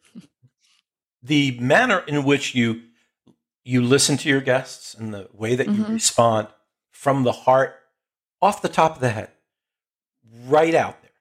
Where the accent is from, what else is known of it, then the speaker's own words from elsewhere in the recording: Jersey Shore, New Jersey, United States; I grew up on the Jersey Shore